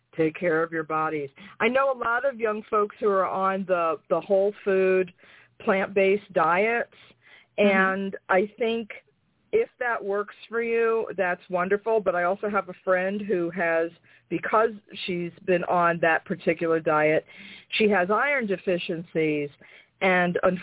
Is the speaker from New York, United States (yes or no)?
yes; New York, United States; moved away as an adult; also born or lived in Florida; now in North Carolina, United States; I'm from New York